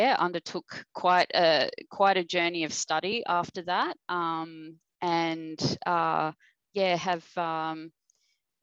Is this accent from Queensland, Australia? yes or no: no; Victoria, Australia; moved away; I am originally from Victoria